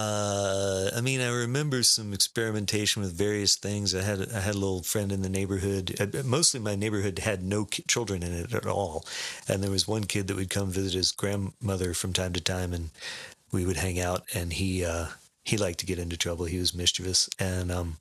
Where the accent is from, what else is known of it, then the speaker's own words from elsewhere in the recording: Sarasota, Florida, United States; I grew up in Sarasota, Florida